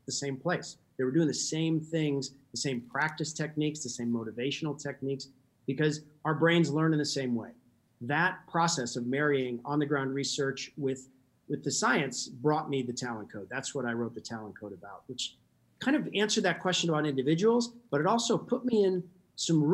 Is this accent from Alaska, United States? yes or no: yes; Alaska, United States; I grew up in Alaska.